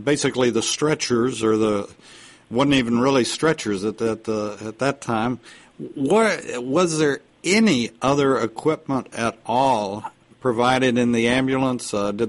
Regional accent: Texas, United States; I'm from Texas

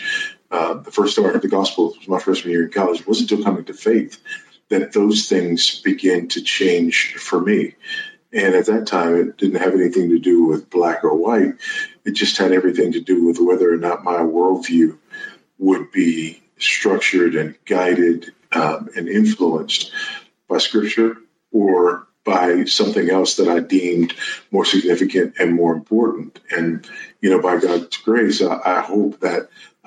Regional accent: Los Angeles, California, United States; moved away as an adult; now in Zambia; I was born and raised in South Los Angeles, California, raised by a single teenage mother.

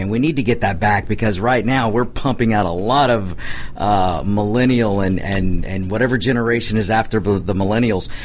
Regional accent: United States; we're Americans

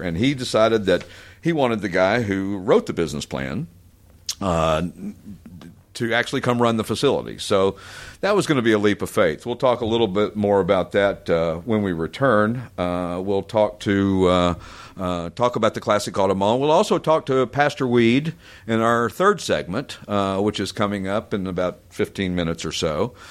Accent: East Tennessee, United States; moved away as an adult; also born or lived in Branson, Missouri; growing up in East Tennessee, there was a lot of cool cars

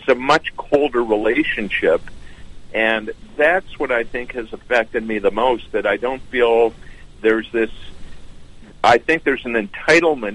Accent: Canada; moved away as an adult; also born or lived in Los Angeles, United States; now in Toronto, Canada; as a Canadian with dual citizenship, I'm also a proud American. I went to medical school in Canada and left immediately after I finished

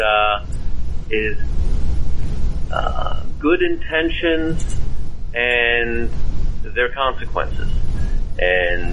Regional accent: Cleveland, Ohio, United States; moved away as an adult; now in Houston, United States; I grew up mostly in Cleveland, Ohio

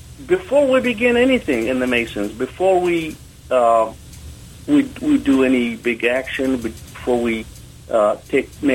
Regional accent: Jordan; now in United States; I was born in Jordan, which is a small country there in the Middle East.

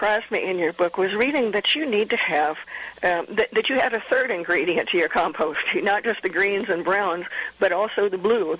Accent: Midwest, United States; also born or lived in Mid-Atlantic; I grew up in the Midwest and the mid-Atlantic states and moved down here about 30 years ago.

